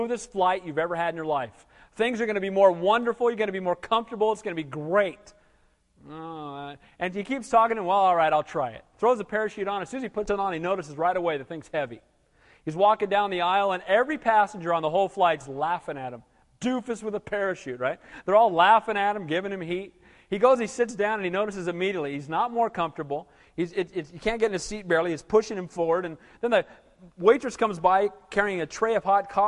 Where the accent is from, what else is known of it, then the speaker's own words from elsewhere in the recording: Santa Cruz, California, United States; moved away as an adult; also born or lived in Seattle / Denver / Kansas City / Lancaster; I grew up in Santa Cruz, but I left this place for 15 years before I came back to be the pastor here.